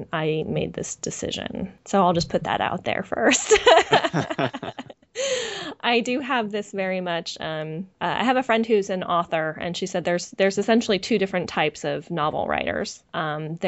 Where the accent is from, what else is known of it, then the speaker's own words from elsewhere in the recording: just outside San Francisco, California, United States; I'm a West Coaster, you know, I grew up in just outside San Francisco